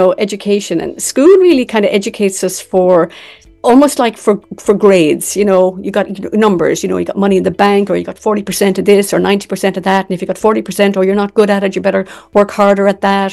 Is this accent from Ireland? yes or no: yes; Ireland; I'm from Ireland.